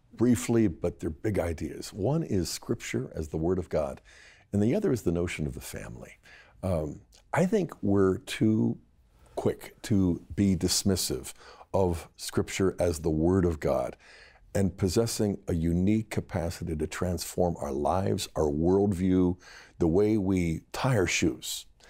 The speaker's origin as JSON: {"language": "English", "town": "Bethel Park", "region": "Pennsylvania", "country": "United States", "tie": "born or raised there", "lives_now": "Steubenville, United States", "said": "growing up in Bethel Park"}